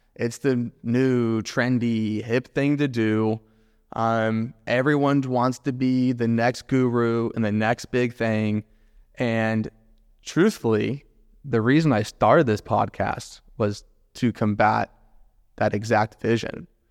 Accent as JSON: {"language": "English", "town": "Jacksonville", "region": "Florida", "country": "United States", "tie": "born or raised there", "said": "Born and raised in Jacksonville, love Jacksonville to death"}